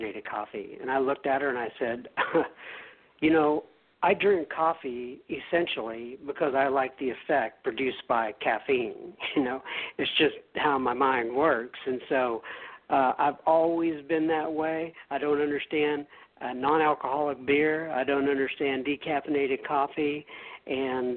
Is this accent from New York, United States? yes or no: no; Dallas, Texas, United States; accent: Texas; also born or lived in Bangor, Maine; I am from the Dallas, Texas area. I have primarily lived here my entire life.